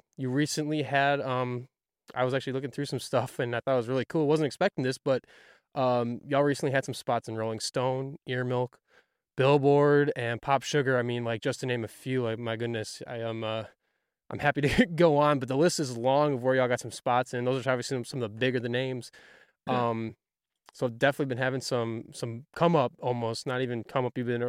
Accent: Wisconsin, United States; moved away; I'm from Wisconsin

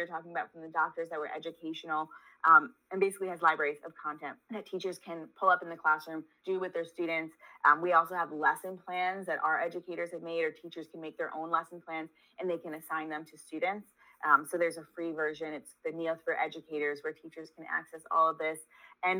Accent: New York, United States; I grew up in New York. If anybody's savvy, they can pick up on the accent

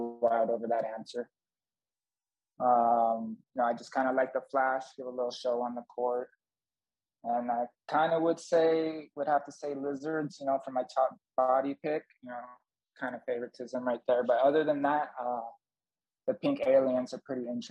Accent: Los Angeles, California, United States; I'm from Los Angeles, kind of moved all around Southern California growing up

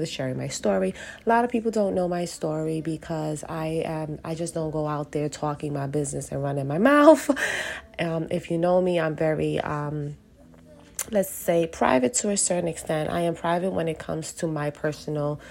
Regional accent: New York City, New York, United States; I'm born and raised in Brooklyn. Yes, I did move around from time to time, but I am back in Brooklyn, and and I'm Puerto Rican, so New Yorican

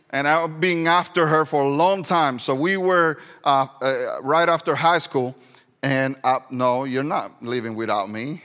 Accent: Ponce, Puerto Rico; first language Spanish; English is a second language; moved away as an adult; also born or lived in Florida / Greenville, South Carolina; now in Lyman, United States; I was born and raised in Puerto Rico

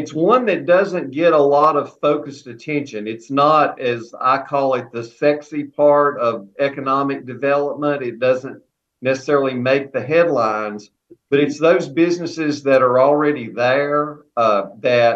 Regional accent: Alleghany County, North Carolina, United States; my hometown and home county, Allegheny County

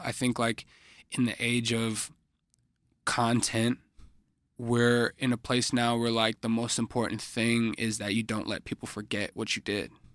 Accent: Chicago, Illinois, United States; I'm a artist from Chicago

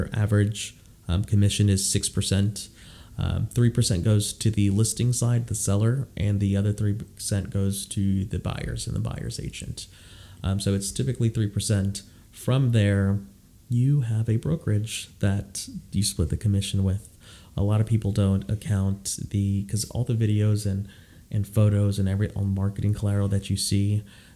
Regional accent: Houston, Texas, United States; also born or lived in Austin, Texas; I live in Austin now, but I'm from Houston

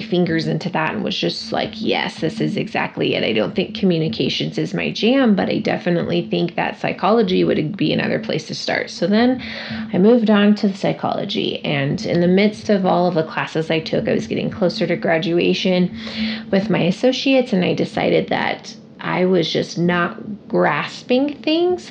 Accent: Casper, Wyoming, United States; also born or lived in Long Beach, California; I've been in Casper, Wyoming since I was 6 years old with my family

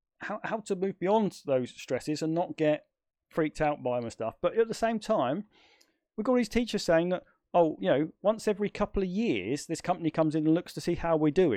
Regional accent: United Kingdom; I would say second to none, but then of course I'm British, so yeah. I'm biased.

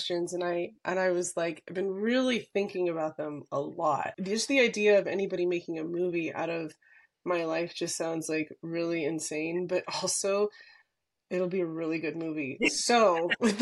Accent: California, United States; I grew up in California, and the ocean was like a really big part of my life

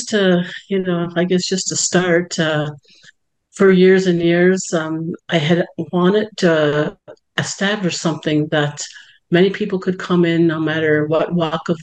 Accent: Six Nations of the Grand River Territory, Ontario, Canada; I am from Six Nations of the Grand River Territory, Mohawk Nation, and Bear Clan

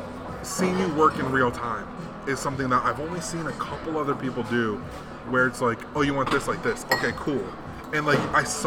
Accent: Chicago, Illinois, United States; And I'm like, yeah, but like, I'm from Chicago.

